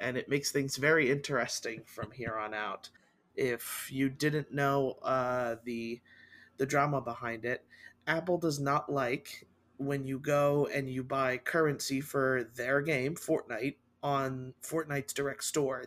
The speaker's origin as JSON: {"language": "English", "country": "Costa Rica", "moved": "yes", "lives_now": "United States", "said": "my home country in Costa Rica"}